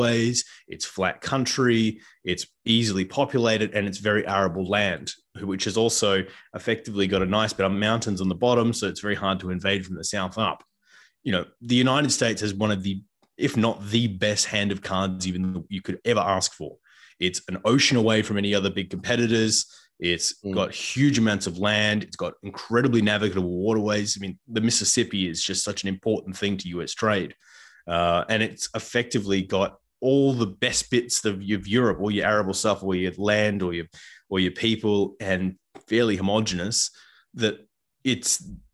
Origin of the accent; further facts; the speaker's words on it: Canada; as a Canadian citizen